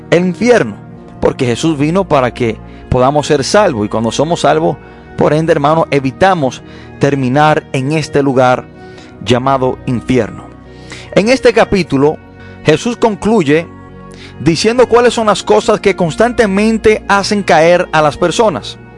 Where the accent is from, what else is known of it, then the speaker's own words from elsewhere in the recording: Dominican Republic; nosotros, los dominicanos